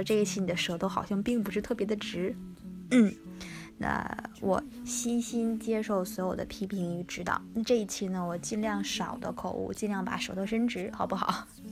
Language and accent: Chinese; Northeast China, China; 我是东北人